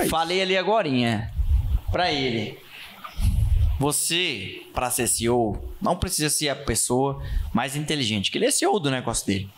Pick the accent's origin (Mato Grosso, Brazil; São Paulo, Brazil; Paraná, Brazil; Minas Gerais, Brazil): Mato Grosso, Brazil; Rondonópolis; eu sou nascido em Rondonópolis, sou filho desse Rio Vermelho